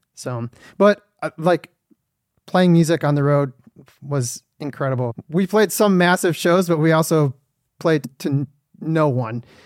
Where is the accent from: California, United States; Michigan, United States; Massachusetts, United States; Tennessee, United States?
Michigan, United States; Detroit; I'm from Detroit, Michigan